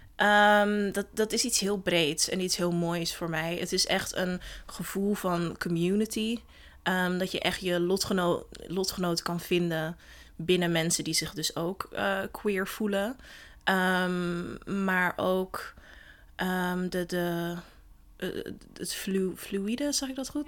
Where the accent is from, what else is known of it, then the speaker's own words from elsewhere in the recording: Den Helder, North Holland, Netherlands; moved away as an adult; ik ben geboren in Den Helder en daar opgegroeid.